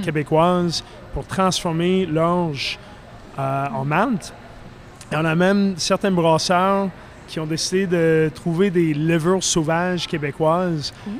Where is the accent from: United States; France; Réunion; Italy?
United States; Philadelphia, Pennsylvania; moved away; je viens de la Philadelphie